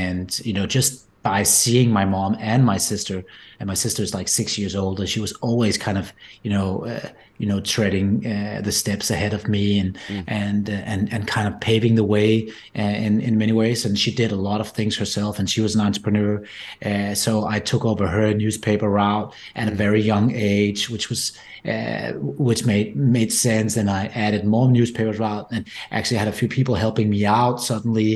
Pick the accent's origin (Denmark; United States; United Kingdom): Denmark; just outside Copenhagen, Capital Region of Denmark; accent: Danish; my accent is not typically American or anything. It comes from the Nordics and rather Denmark. So I grew up just outside Copenhagen, Denmark